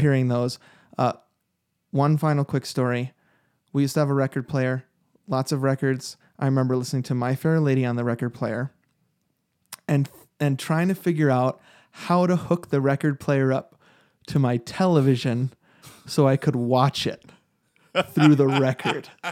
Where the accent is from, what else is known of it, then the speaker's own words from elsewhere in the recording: New York, United States; I grew up in New York